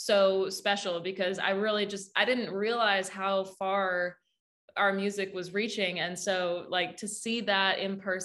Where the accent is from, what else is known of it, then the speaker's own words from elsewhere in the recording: Saskatchewan, Canada; moved away as an adult; now in Nashville, United States; my little yellow Pontiac that I drove down from Saskatchewan to Nashville.